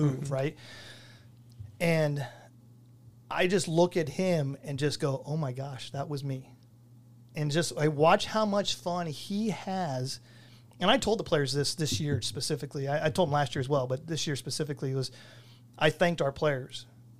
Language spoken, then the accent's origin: English; Placentia, California, United States; moved away as an adult; I grew up in Placentia